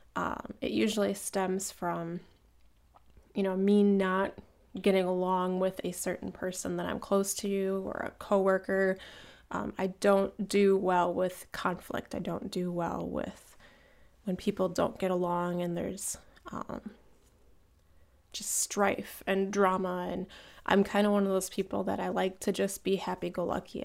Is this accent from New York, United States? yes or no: no; Cleveland, Ohio, United States; moved away; I'm from Cleveland